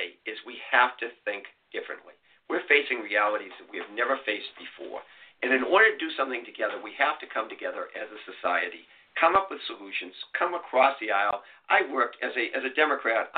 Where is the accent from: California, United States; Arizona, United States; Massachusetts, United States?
Massachusetts, United States; Boston; accent: Boston; I'm a kid from Boston, as you can tell by my accent.